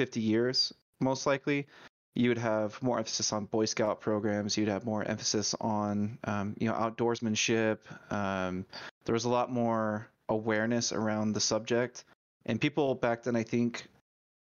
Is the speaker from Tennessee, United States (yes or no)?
no; Idaho, United States; I grew up in Idaho